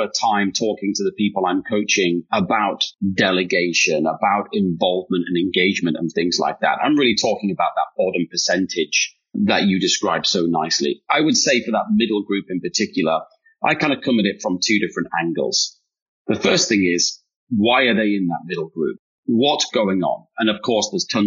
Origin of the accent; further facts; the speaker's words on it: United Kingdom; accent: British; now in United States; I am British